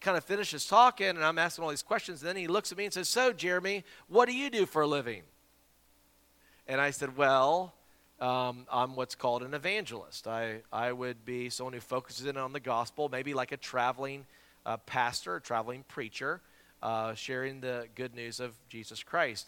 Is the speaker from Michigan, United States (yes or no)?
no; Simpsonville, South Carolina, United States; That's my hometown, Simpsonville, Greenville area there